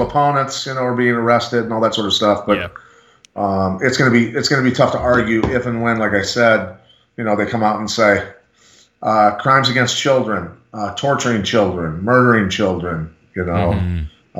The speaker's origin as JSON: {"language": "English", "town": "Bettendorf", "region": "Iowa", "country": "United States", "tie": "born or raised there", "said": "here in my hometown of Bettendorf, Iowa"}